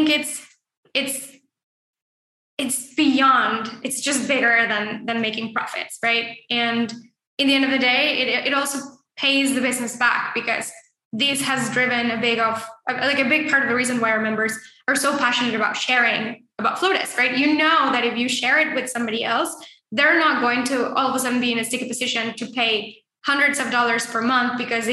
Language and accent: English; Mexico; moved away; I grew up in Mexico